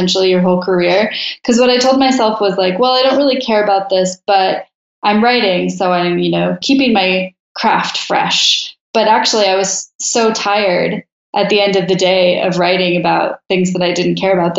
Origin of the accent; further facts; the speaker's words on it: Portland, Oregon, United States; moved away as an adult; now in Mexico City, Mexico; I'm originally from Portland, Oregon, but for the last year, I've been living in Mexico City.